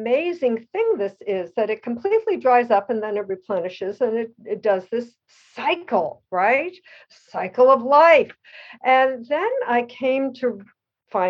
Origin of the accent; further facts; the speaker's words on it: Elizabeth, New Jersey, United States; moved away as an adult; now in Pacific Northwest, United States; growing up in Elizabeth, New Jersey